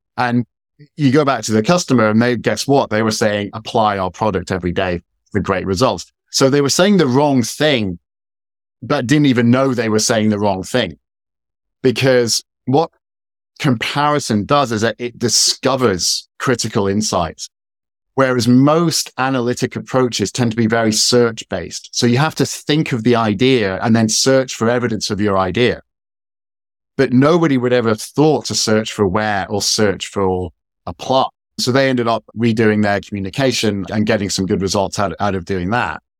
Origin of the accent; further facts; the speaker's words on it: Scotland, United Kingdom; moved away; also born or lived in Washington, D.C., United States / San Francisco, United States; I'm based in the U K, I'm from Scotland originally